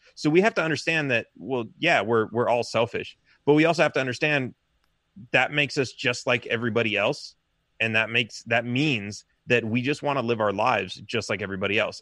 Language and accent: English; Los Angeles, California, United States; now in Texas, United States; I grew up in Los Angeles